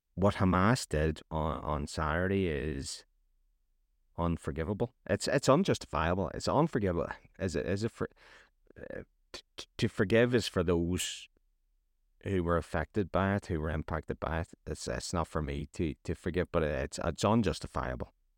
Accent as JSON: {"language": "English", "region": "Northern Ireland", "country": "United Kingdom", "said": "I'm from Northern Ireland"}